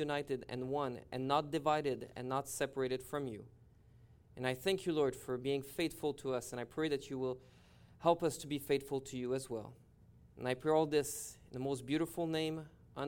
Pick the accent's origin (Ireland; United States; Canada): Canada; Montreal, Quebec; now in British Columbia, Canada; I'm originally from Montreal. Now I live in British Columbia